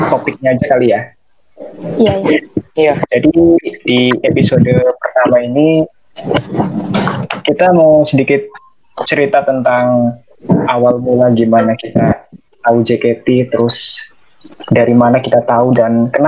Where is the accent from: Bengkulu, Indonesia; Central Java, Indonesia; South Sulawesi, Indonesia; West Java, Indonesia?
Central Java, Indonesia; Tegal; gue dari Tegal